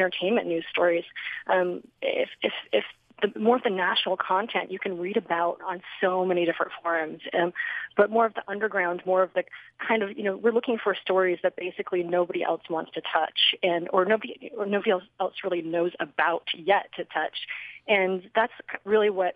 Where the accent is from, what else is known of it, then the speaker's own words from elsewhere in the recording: Salt Lake City, Utah, United States; I grew up here in Salt Lake City